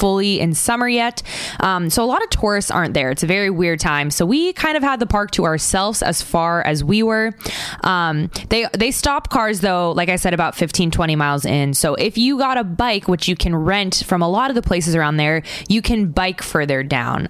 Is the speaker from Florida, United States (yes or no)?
yes; Florida, United States; I'm from Florida